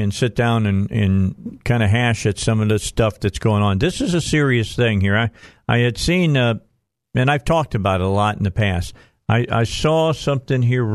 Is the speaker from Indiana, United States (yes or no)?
yes; Northwest Indiana, United States; also born or lived in Kentucky; I grew up in Northwest Indiana. I'm a Hoosier.